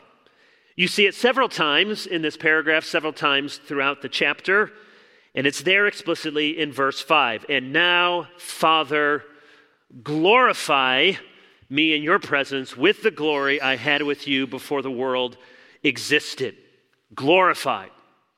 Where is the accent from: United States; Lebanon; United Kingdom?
United States; Chicago, Illinois; moved away; I was born in Chicago